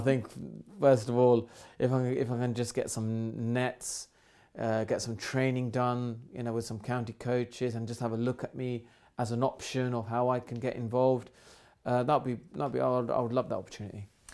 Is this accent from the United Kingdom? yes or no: yes; England, United Kingdom; I'm born in a country where I am British 'cause I'm born in this country, so I'm English, I'm British as they come